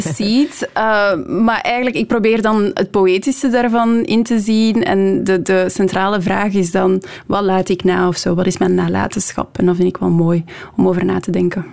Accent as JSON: {"language": "Dutch", "town": "Leuven", "region": "Flanders", "country": "Belgium", "tie": "born or raised there", "moved": "as an adult", "lives_now": "Brussels, Belgium", "said": "ik deed rechten in Leuven, de stad waar ik opgegroeid ben"}